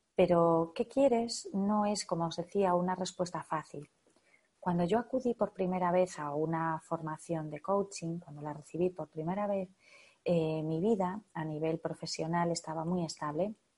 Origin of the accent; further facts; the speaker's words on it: northern Spain, Spain; en mi zona, en mi país, en el norte de España